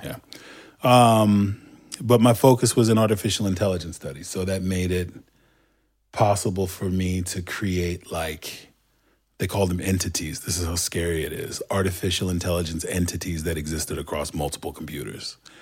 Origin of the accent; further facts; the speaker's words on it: Istanbul, Turkey; accent: Turkish; English is a second language; also born or lived in Southern United States; now in United States; was born and raised in a part of town in Istanbul called Kadıköy